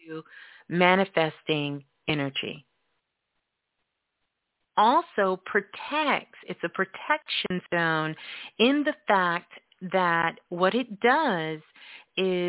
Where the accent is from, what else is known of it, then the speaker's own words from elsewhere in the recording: New York City, New York, United States; Brooklyn, Brooklyn, my hometown